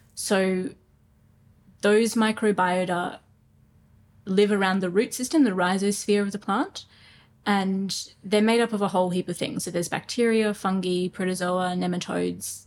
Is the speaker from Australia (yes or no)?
yes; Brisbane, Queensland, Australia; I grew up in Brisbane, um, in Toowong actually, um, ran around creeks a lot